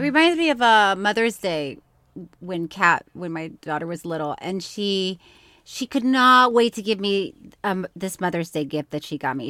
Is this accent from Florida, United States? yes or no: yes; Florida, United States; I grew up with, in Florida